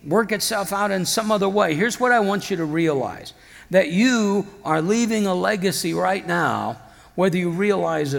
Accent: Iowa, United States; moved away; back home, I'm from Iowa originally

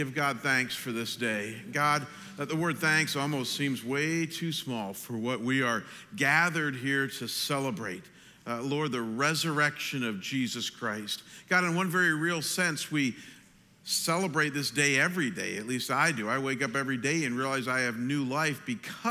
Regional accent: Ohio, United States; moved away; I'm from Ohio, and we have a lot of backcountry roads in Ohio

